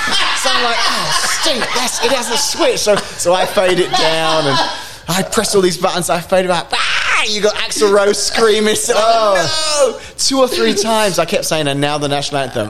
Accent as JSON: {"language": "English", "country": "United Kingdom", "moved": "yes", "lives_now": "United States", "said": "I'm British"}